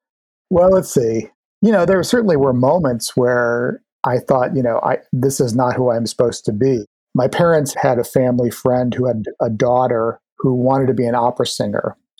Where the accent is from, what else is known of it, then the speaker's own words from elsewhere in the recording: Maine, United States; moved away as an adult; I came from Maine and that I would eventually return to Maine. You know, I think it was stamped all over me.